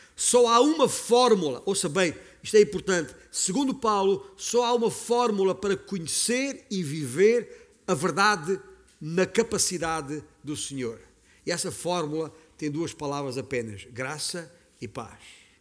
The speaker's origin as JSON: {"language": "Portuguese", "town": "Beja", "region": "Alentejo", "country": "Portugal", "tie": "born or raised there", "said": "eu nasci em Beja, no Alentejo"}